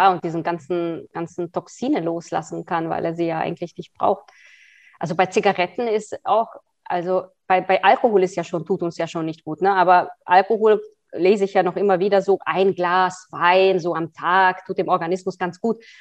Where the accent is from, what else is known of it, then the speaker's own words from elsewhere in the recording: Hungary; born there; also born or lived in Austria; Ich bin zwar Österreicherin, aber ich bin gebürtige Ungarin. Ich habe in vielen Ländern gelebt.